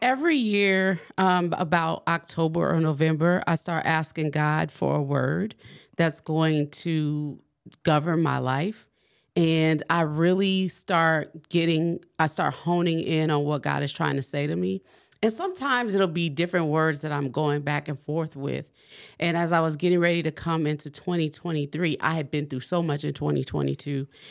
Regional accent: New Orleans, Louisiana, United States; I'm from New Orleans

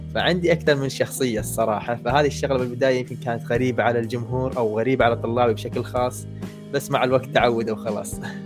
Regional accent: Kuwait; عندنا بالكويت

